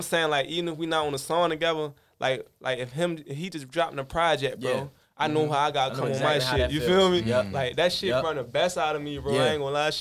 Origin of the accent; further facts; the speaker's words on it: Baltimore, Maryland, United States; West Baltimore, the Sandtown area.